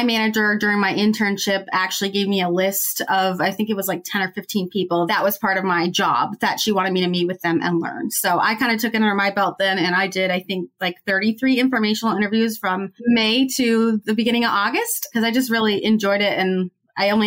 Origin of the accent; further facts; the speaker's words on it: Minnesota, United States; I'm originally from Minnesota, which is where 3M is headquartered